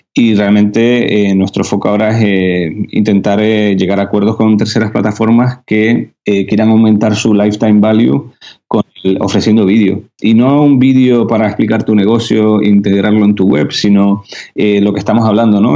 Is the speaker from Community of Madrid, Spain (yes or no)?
no; Canary Islands, Spain; accent: Canarian; los canarios no, sabes que no pronunciamos la, S.